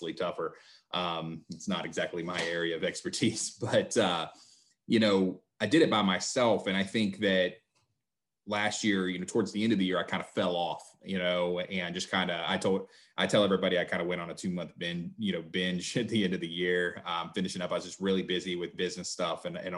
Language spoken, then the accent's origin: English; West Virginia, United States; I am from West Virginia, sometimes referred to as Best Virginia